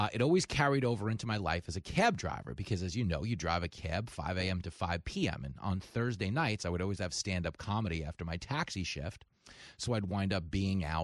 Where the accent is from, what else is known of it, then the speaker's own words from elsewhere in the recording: Levittown, New York, United States; I grew up in Levittown, New York, biggest post-World War